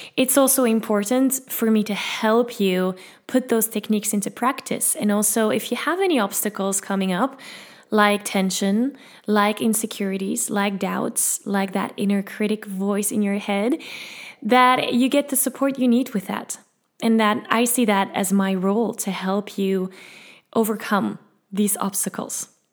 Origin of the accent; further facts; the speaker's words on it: Belgium; English is a second language; I'm from Belgium. I speak Dutch and French and as you can hear, a little bit of English